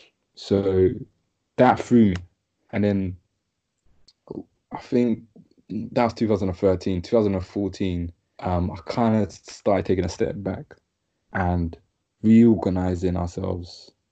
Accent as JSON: {"language": "English", "country": "Ghana", "said": "said, yeah, I'm from Ghana."}